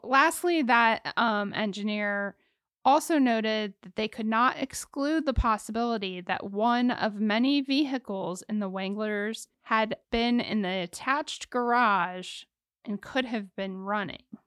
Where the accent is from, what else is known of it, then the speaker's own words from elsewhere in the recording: Ohio, United States; I'm from Ohio